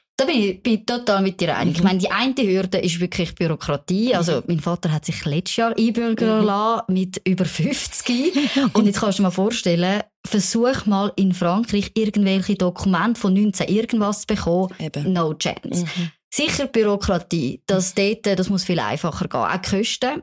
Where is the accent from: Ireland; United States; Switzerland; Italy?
Switzerland; die Schweiz ist meine Heimat.